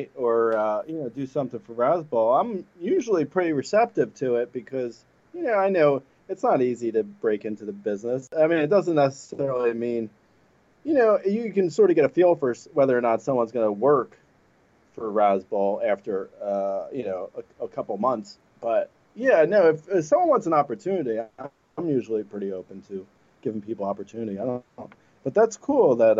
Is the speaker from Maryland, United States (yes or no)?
no; New Jersey, United States; I grew up in Jersey